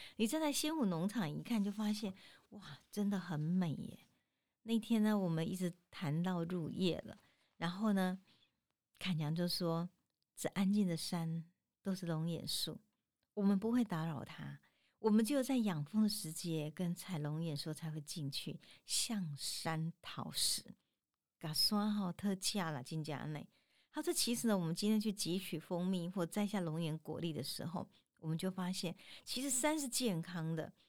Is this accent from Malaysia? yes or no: no; Tainan, Taiwan; 咱台南人有一个吼，就是那个饼吼